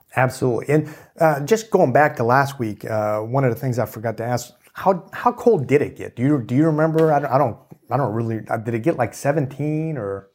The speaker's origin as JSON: {"language": "English", "town": "Kansas City", "region": "Missouri", "country": "United States", "tie": "born or raised there", "moved": "yes", "lives_now": "Texas, United States", "said": "I grew up in Kansas City"}